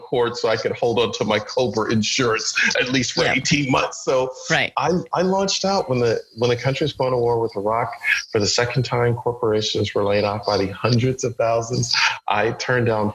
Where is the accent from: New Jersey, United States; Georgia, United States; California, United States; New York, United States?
New York, United States; Buffalo; growing up in Buffalo, New York